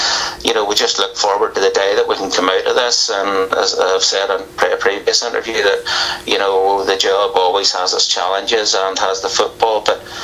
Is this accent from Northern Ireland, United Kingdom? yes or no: yes; Larne, Northern Ireland, United Kingdom; growing up in Larne